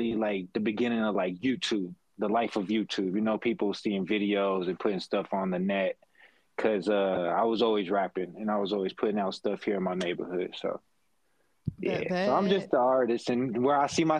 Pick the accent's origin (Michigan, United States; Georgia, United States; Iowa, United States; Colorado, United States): Colorado, United States; rural; also born or lived in Los Angeles, California; I was born in Los Angeles, California, but I grew up in rural Colorado